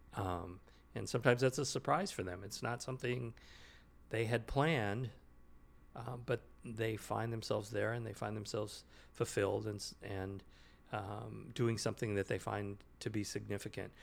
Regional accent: Sacramento, California, United States; also born or lived in Bay Area, California / New Jersey / Kingsburg, California; I grew up in Sacramento, and then I went to college and worked in the Bay Area

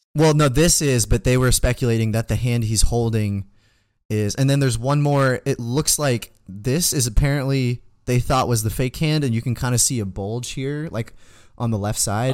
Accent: United States; we're from America

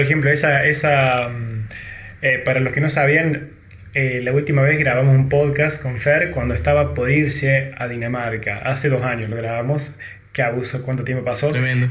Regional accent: Argentina; que tuvimos nosotros en Argentina

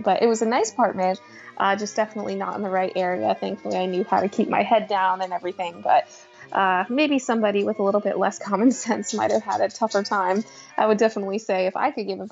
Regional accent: Boston, Massachusetts, United States; moved away as an adult; also born or lived in Orlando; I grew up in Boston, so I was going to go to college in Boston

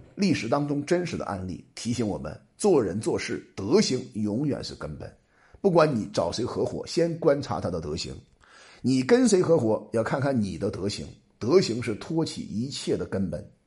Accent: China; 我们中国人

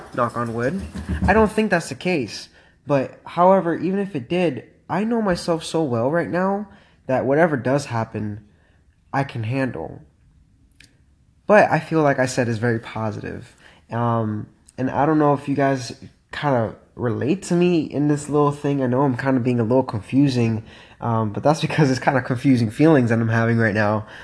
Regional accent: Miami, Florida, United States; moved away; I'm from Miami, and uh, man, it is really, really nice to be back home

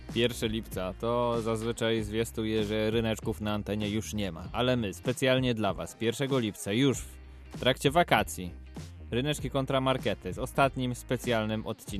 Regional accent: Łódź, Łódź Voivodeship, Poland; jesteśmy chłopaki z Łodzi.

